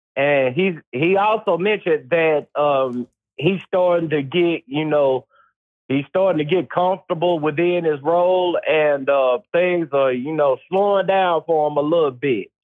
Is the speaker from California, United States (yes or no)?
no; Mississippi, United States; I grew up in Mississippi